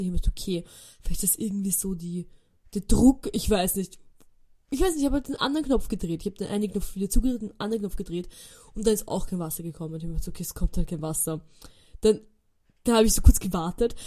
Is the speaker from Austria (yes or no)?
yes; Austria; wir reden Deutsch, wir sind aus Österreich